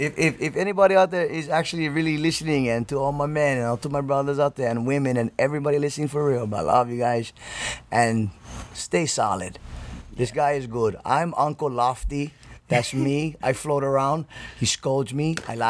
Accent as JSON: {"language": "English", "region": "Hawaii", "country": "United States", "said": "But that's part of being Hawaiian, bro."}